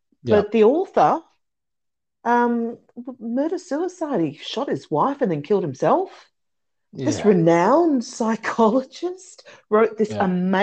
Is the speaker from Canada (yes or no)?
no; Australia; I'm Australian.